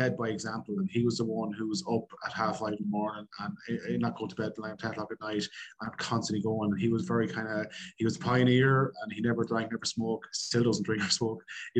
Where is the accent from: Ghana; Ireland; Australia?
Ireland; Connacht; Look, I grew up on a farm, so the time for hobbies wasn't really there because you're always farming, you're always doing stuff like that.